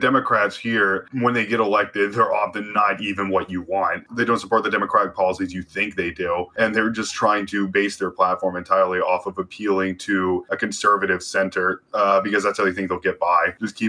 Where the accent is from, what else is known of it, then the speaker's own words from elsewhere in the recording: Louisiana, United States; I'm from Louisiana